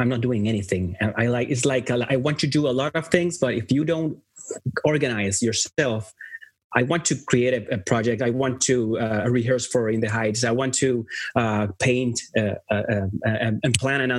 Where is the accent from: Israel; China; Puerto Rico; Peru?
Puerto Rico; moved away as an adult; now in Los Angeles, United States; I was born and raised in Puerto Rico all my life. And then in my 30s, then I moved